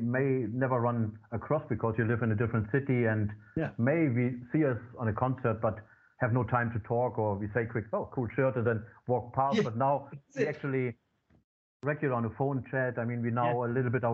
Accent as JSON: {"language": "English", "town": "Wolfenbüttel", "region": "Lower Saxony", "country": "Germany", "tie": "born or raised there", "also_born_or_lived": "Ireland", "accent": "German", "second_language": "English", "moved": "as an adult", "lives_now": "Australia", "said": "I'm originally from Germany, but I was living before in Ireland"}